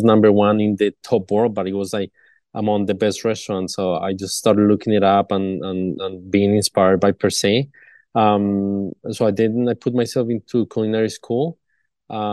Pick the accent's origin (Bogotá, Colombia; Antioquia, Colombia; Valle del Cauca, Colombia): Bogotá, Colombia; Bogota, Colombia; moved away; I'm originally from Bogota, Colombia. And back then, I used to be very involved with all the family reunions when I was little